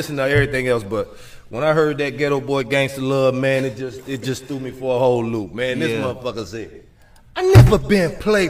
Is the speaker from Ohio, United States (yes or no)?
yes; Dayton, Ohio, United States; born or raised there